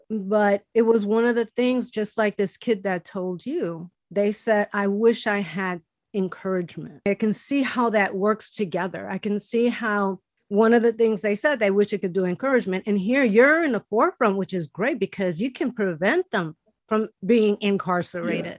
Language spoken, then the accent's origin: English; Chicago, Illinois, United States; English is a second language; I was born and raised in Chicago